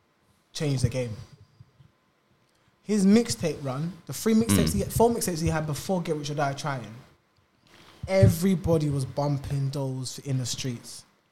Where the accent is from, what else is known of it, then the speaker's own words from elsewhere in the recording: United Kingdom; Nah, I'm a British man.